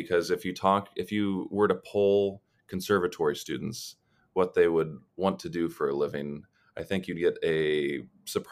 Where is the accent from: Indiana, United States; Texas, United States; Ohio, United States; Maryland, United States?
Ohio, United States; Columbus; moved away; also born or lived in Los Angeles; I'm originally from Columbus, Ohio